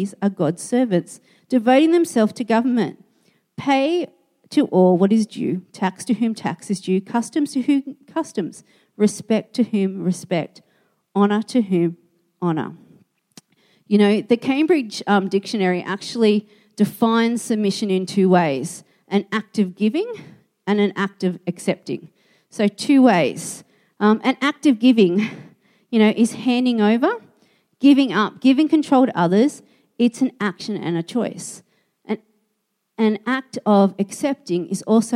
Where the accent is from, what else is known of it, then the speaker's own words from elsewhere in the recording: Australia; I was an Australian